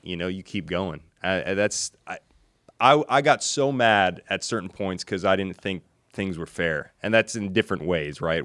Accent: Hendersonville, Tennessee, United States; also born or lived in Nashville, Tennessee; I grew up in Hendersonville, Tennessee

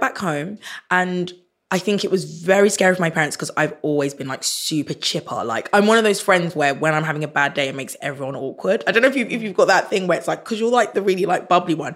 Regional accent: Croydon, London, United Kingdom; growing up in Croydon

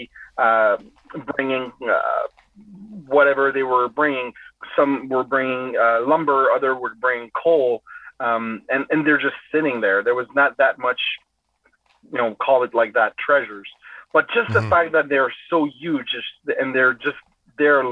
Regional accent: Rimouski, Quebec, Canada; now in Kingston, Canada; I come from Eastern Quebec in Rimouski, where the St. Lawrence River is about 60 kilometers wide

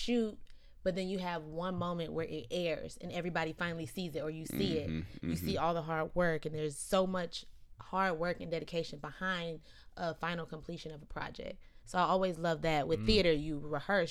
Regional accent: Stone Mountain, Georgia, United States; moved away; I'm from Atlanta, Georgia. Uh-huh. Actually, I'm from Stone Mountain.

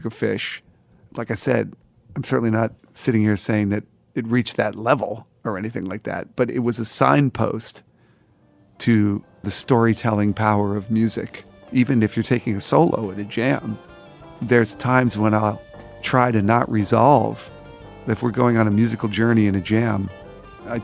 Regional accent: New Jersey, United States; now in New York City, United States; grew up in New Jersey

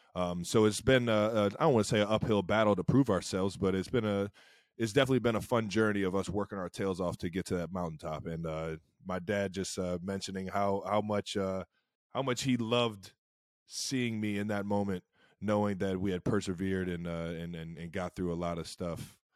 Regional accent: Cleveland, Ohio, United States; now in Kansas City, United States; growing up in Cleveland

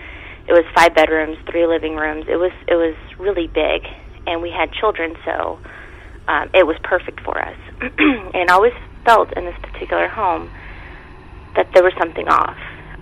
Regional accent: California, United States; I'm originally from California, but I'm a dependent of a military member in the service, so I move around a lot.

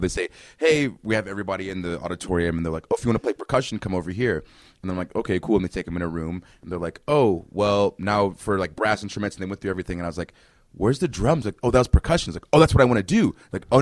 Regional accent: Inglewood, California, United States; also born or lived in Columbus, Georgia; So I was born in Columbus, Georgia. We moved up to California in Inglewood. So we lived like in between the Bloods and the Crips

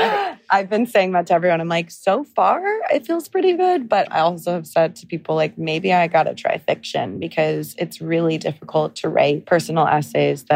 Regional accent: Encinitas, California, United States; moved away as an adult; also born or lived in London / Los Angeles; now in New York City, United States; I'm really a California girl. I'm from North County, San Diego, this little town called Encinitas

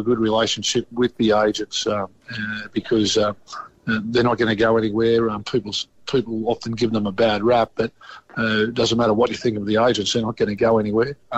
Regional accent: Stockton, New South Wales, Australia; I grew up in Stockton

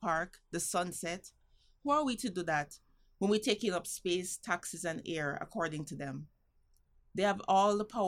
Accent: Jamaica; now in New York City, United States; for me, being Jamaican

